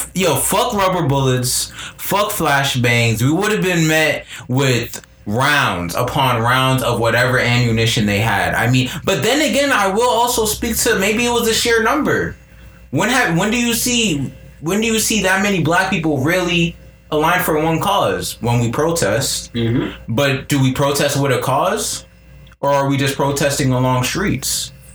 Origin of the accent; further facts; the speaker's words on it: United States; us as Americans, as American citizens